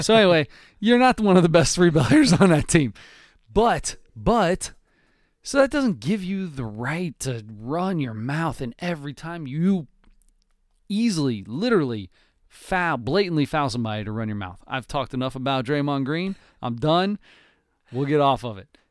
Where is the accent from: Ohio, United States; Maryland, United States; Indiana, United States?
Ohio, United States; Cincinnati; we are from Cincinnati, Ohio